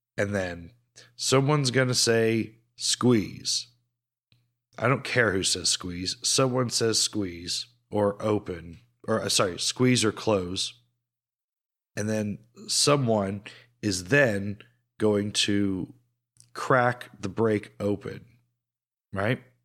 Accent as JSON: {"language": "English", "country": "United States", "accent": "American", "said": "we are British passport holders with American accents"}